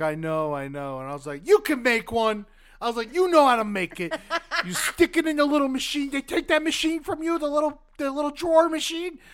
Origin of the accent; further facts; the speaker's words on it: the South, United States; now in Los Angeles, United States; we're from the South